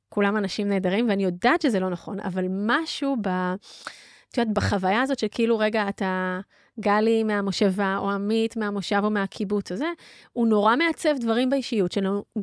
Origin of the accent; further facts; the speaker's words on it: Zikhron Ya'akov, Haifa District, Israel; אני גדלתי בזיכרון, מושבה, לא מושב, בסדר? מושבה, אחת ממושבות הברון, ואני זוכרת, אמ, אה, אנחנו ככה דומות בגיל, אני בת 40.